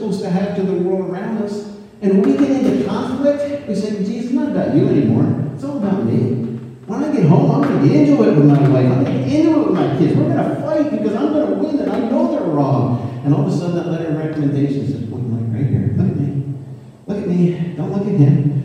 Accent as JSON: {"language": "English", "country": "United States", "also_born_or_lived": "Northern Michigan", "said": "And don't think I'm not patriotic. I love our country."}